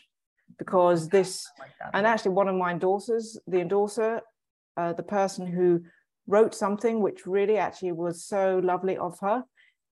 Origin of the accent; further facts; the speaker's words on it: England, United Kingdom; I'm English